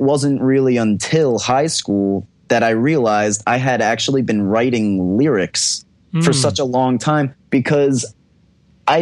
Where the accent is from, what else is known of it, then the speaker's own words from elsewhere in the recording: New Jersey, United States; moved away as an adult; now in Miami, United States; I'm from New Jersey